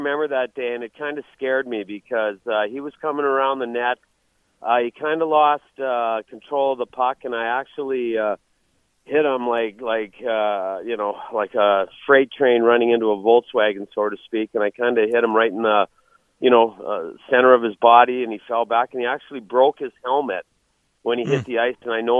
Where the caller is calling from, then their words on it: Calgary, Alberta, Canada; You're calling me, and I'm talking from Calgary, Alberta, Canada.